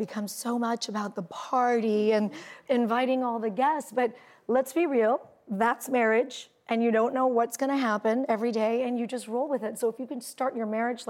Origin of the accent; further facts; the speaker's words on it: California, United States; I'm from California, and we spend a lot of time in our cars.